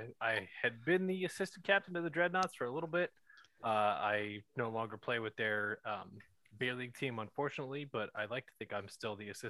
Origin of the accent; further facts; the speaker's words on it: Pennsylvania, United States; now in Houston, United States; I grew up in Pennsylvania, right near the Yingling Brewery.